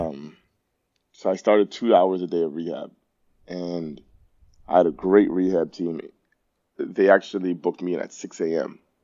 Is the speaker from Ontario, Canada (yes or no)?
yes; Toronto, Ontario, Canada; I grew up in Rexdale